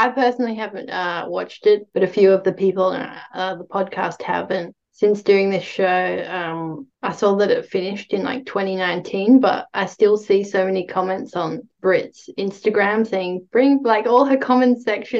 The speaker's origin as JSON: {"language": "English", "country": "Australia", "said": "I'm from Australia"}